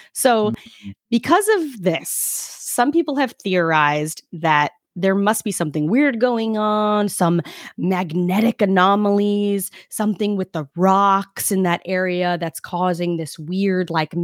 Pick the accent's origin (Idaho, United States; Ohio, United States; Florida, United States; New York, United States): New York, United States; New York City; I'm from Brooklyn.